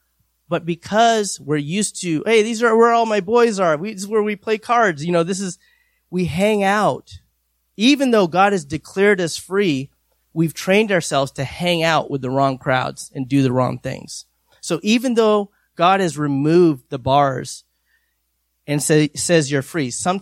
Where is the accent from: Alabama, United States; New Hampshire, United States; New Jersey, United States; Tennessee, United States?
New Hampshire, United States; I'm from New Hampshire